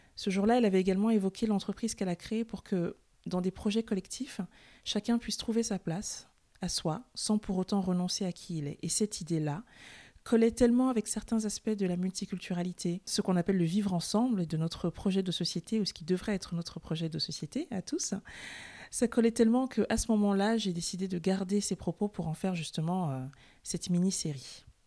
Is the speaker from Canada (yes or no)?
no; France; also born or lived in Cameroon; je suis française et je suis camerounaise